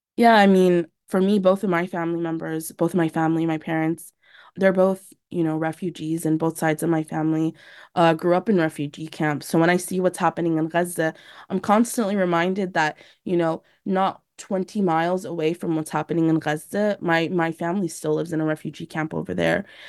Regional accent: San Diego, California, United States; I was born and raised here in San Diego to Palestinian refugee parents

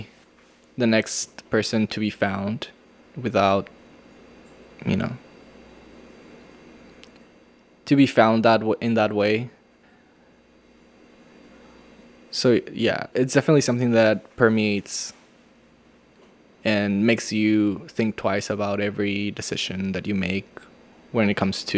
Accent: Tijuana, Baja California, Mexico; also born or lived in San Diego; Tijuana being my hometown

